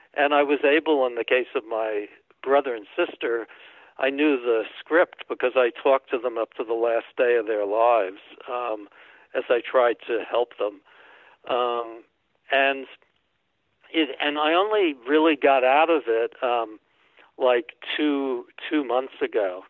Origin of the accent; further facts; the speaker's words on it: New York City, New York, United States; moved away as an adult; also born or lived in Massachusetts / Michigan / Maine; I grew up in New York City